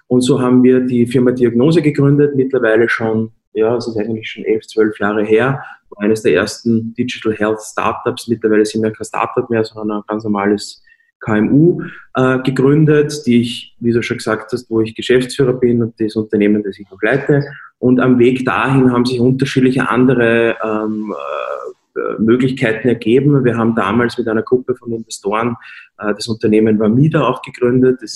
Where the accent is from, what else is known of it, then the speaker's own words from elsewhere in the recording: Lower Austria, Austria; born there; now in Vienna, Austria; ich bin in Niederösterreich geboren, äh, lebe aber in Wien